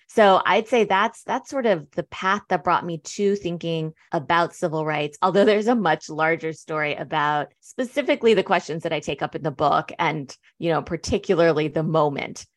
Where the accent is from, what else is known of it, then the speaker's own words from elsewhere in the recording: United States; also born or lived in Berlin, Germany; growing up in the States, I was actually, you know, I say I'm second generation because I did grow up in the States